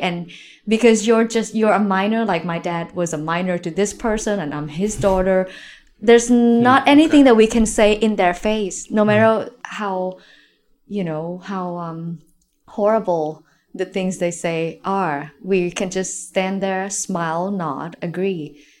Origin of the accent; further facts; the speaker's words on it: Nakhon Ratchasima, Thailand; The Northeast, Korat, Nakhon Ratcha Sima.